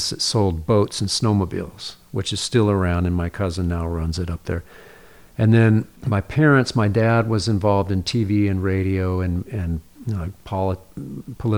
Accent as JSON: {"language": "English", "town": "Fairbanks", "region": "Alaska", "country": "United States", "tie": "born or raised there", "said": "I grew up in Fairbanks, and that's where it gets extremely cold"}